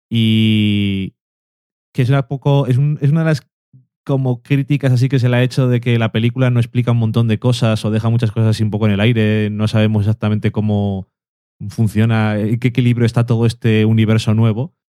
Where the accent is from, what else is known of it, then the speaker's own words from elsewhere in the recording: Burgos, Castile and León, Spain; Es que yo soy de aquí de Burgos.